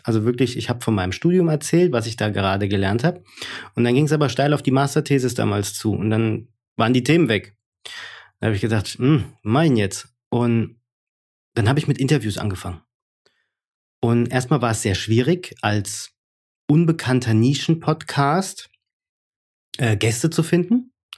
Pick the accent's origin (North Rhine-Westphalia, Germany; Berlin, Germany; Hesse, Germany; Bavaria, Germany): Hesse, Germany; accent: Hessian; ich bin halt aus Hesse